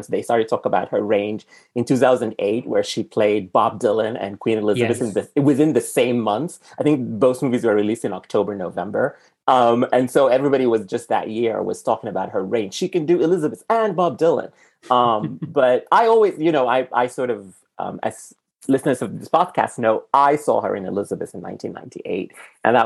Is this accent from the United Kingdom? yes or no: no; Sudan; first language Arabic; English is a second language; now in United States; I'm from Sudan, which is very far